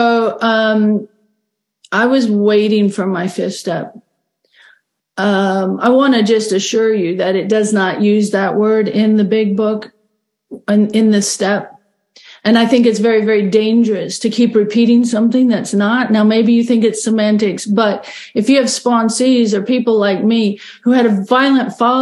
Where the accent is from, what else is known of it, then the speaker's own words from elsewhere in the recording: Australia; now in Bismarck, United States; I grew up in Australia, and it's very common in Australia to be sent away to boarding school